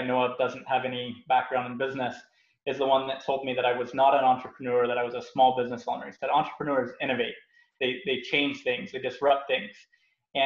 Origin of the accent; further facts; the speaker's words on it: South Florida, United States; moved away as an adult; also born or lived in Utah; I'm from South Florida.